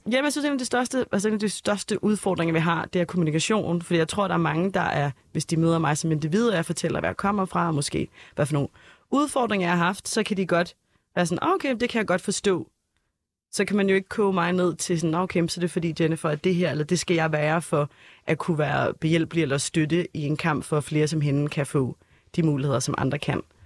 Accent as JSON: {"language": "Danish", "town": "Copenhagen", "region": "Capital Region of Denmark", "country": "Denmark", "tie": "born or raised there", "said": "Jeg er født og opvokset øh, på Østerbro"}